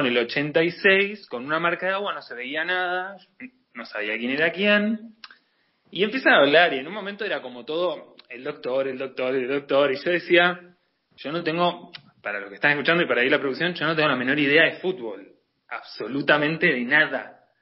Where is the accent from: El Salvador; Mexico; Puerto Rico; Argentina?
Argentina; como buen argentino